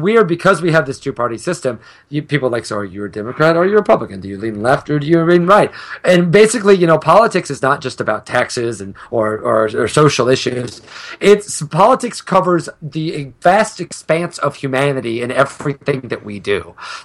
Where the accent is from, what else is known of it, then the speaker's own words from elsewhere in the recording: a very small town in Illinois, United States; I grew up in a very small town in the middle of nowhere, Illinois